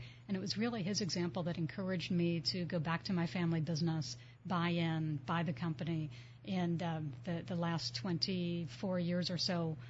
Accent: Reading, Pennsylvania, United States; I grew up in Reading, Pennsylvania, outside of Philadelphia, in a small city, in a small family where both of my grandfathers and one grandmother were entrepreneurs.

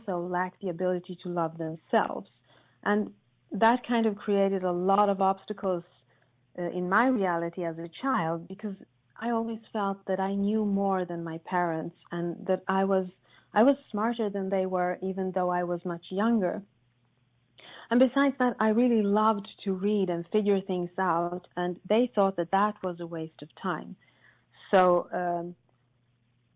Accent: Sweden; I was born in Sweden, which you probably all know is a country known for its gender equality and tolerance, I grew up in a very, very patriarchal family

